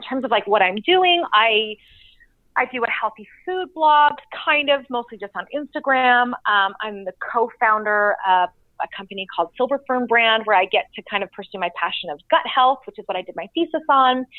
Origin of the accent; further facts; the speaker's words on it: Canada; moved away as an adult; now in Utah, United States; I grew up in Canada